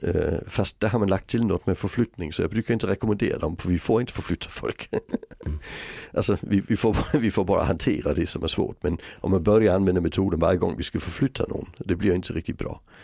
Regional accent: Sweden; jag var den första svensk som blev utbildad i metoden

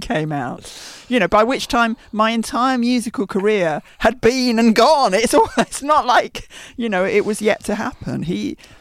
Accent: Brookmans Park, East of England, United Kingdom; now in London, United Kingdom; when I went back to visit Brookman's Park, which is the little village, not a village, that I hmm. grew up

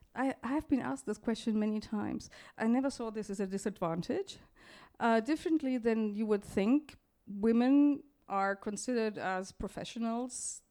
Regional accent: Munich, Bavaria, Germany; I grew up in Munich, which is in the very south of, uh, Germany

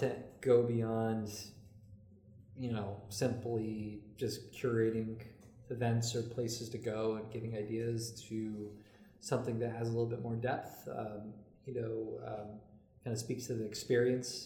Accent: Derby, Connecticut, United States; Was in Derby for, you know, the first half of my life.

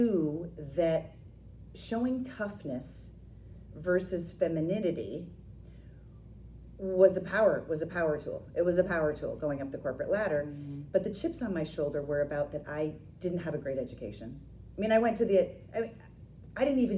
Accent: Maine, United States; moved away as an adult; when I left Maine, and I left college and I left the state

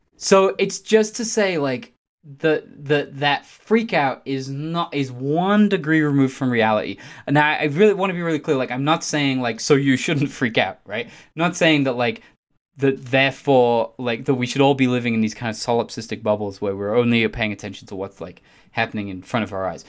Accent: England, United Kingdom; I'm English

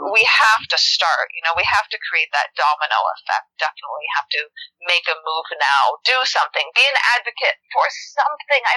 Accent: North Idaho, United States; moved away; I grew up in North Idaho

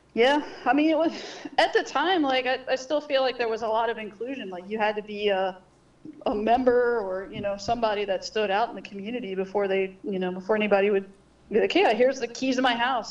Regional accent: Baltimore, Maryland, United States; moved away as an adult; also born or lived in San Francisco; now in New Orleans, United States; born and raised in Baltimore, Maryland

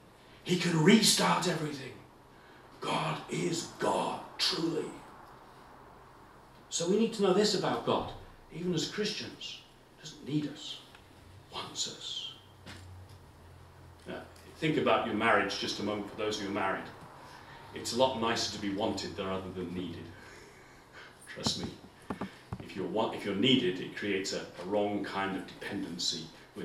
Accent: England, United Kingdom; I'm English. I'm sorry, I'm in Northern Ireland. I feel a bit out of place. I don't speak like you folk do.

